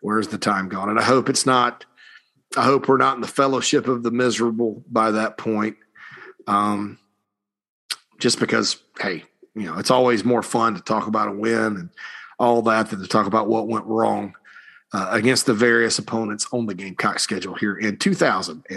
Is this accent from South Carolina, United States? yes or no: yes; Spartanburg, South Carolina, United States; moved away; Spartanburg Base, so the hometown